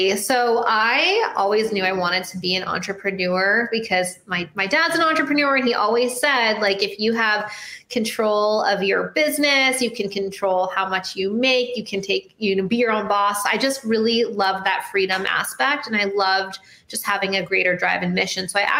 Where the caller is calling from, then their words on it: Miami, Florida, United States; I'm in Miami, sunny Miami, Florida.